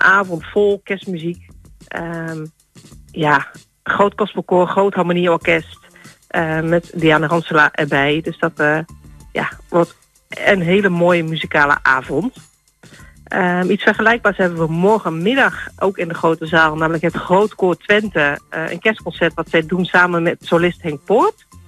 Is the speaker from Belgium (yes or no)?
no; Turkey; accent: Turkish; mijn Turkse tongval